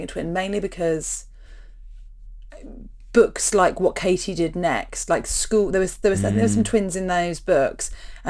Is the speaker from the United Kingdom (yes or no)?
yes; London, United Kingdom; now in New Zealand